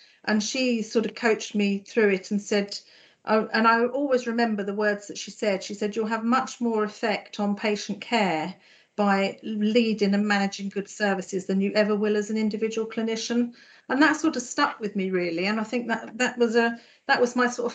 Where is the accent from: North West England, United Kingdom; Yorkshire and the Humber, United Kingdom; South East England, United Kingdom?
South East England, United Kingdom; Farnham; moved away as an adult; also born or lived in London / Essex; now in Norfolk, United Kingdom; My accent might give me away. I was born and grew up in Farnham in Surrey